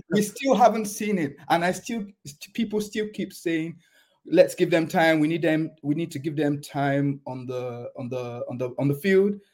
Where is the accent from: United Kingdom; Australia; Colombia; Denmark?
United Kingdom; England; moved away as an adult; now in Germany; I was born in England